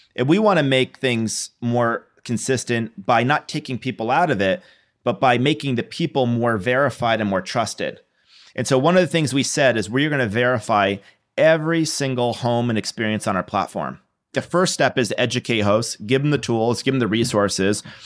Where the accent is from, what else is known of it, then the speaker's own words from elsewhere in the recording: New York, United States; moved away; I'm from New York. My family's in New York